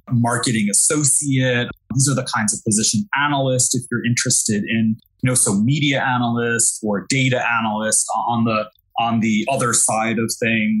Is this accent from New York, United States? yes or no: yes; New York City, New York, United States; accent: Brooklyn; moved away as an adult; now in Jersey City, United States; I'm born and raised in New York, by the way. I'm from Brooklyn, and I just moved to Jersey City